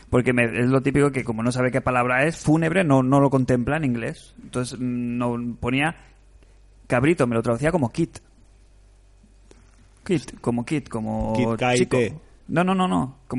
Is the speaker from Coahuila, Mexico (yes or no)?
no; Monterrey, Nuevo León, Mexico; Soy de Monterrey. Qué buena ciudad. México.